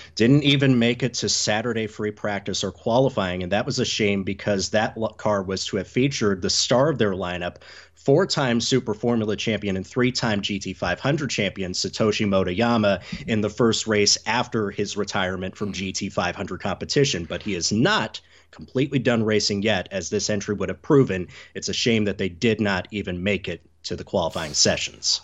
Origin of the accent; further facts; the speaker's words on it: Southeast United States, United States; growing up in the Southeast United States